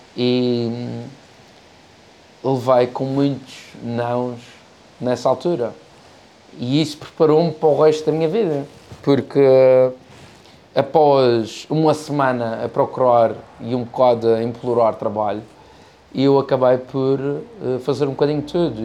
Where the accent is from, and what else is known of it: Madeira, Portugal; also born or lived in United States